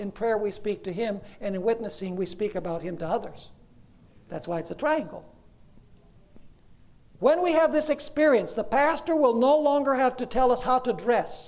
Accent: Venezuela; When I was a child growing up in Venezuela

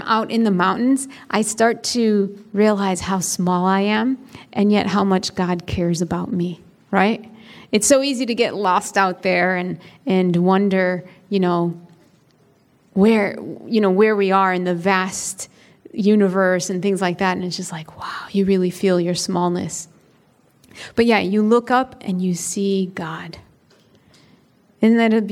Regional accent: Chicago, Illinois, United States; I grew up in Chicago, in the city, not like a suburb of Chicago, in the city

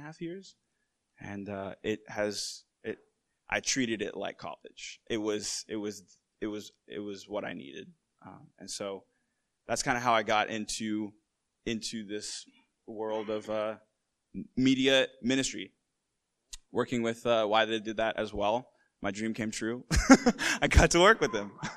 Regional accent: Massachusetts, United States; I'm from Massachusetts

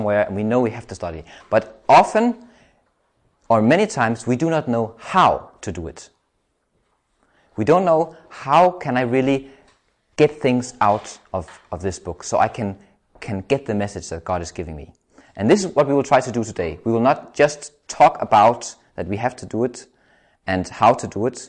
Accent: Denmark; I'm from Denmark

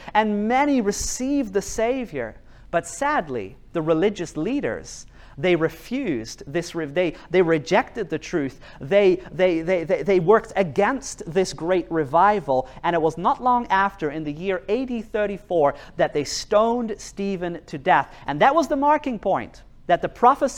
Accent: New Zealand; now in Norway; I live in Norway, and I grew up in New Zealand.

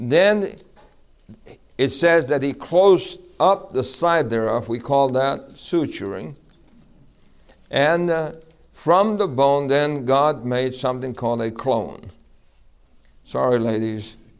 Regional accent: New York City, New York, United States; when I was a little boy growing up in New York City

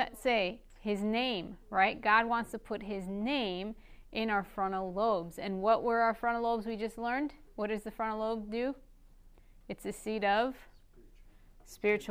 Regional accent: northern Iraq, Iraq; first language Aramaic; English is a second language; My mother tongue is Aramaic, and I'm what you call an Assyrian. Not Syria, not like the country Syria, but from northern Iraq

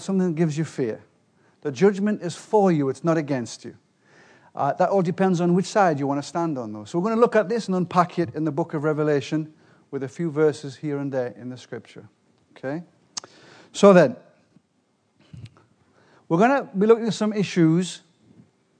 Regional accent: England, United Kingdom; I'm from England.

